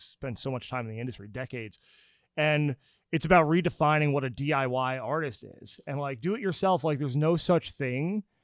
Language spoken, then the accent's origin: English; New Jersey, United States; also born or lived in Pennsylvania; now in Nashville, United States; I'm from New Jersey